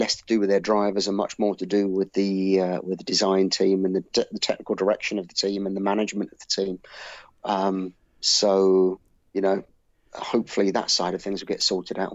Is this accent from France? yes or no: no; United Kingdom; as a British person